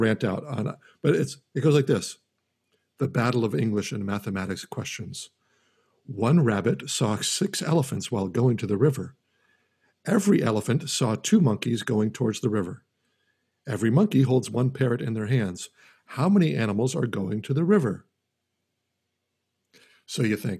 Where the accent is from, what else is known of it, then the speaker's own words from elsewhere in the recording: United States; I'm an American